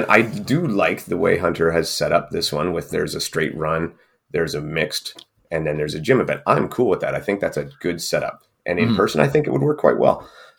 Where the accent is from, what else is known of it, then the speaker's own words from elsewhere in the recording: Canada; I can't because we're Canadian.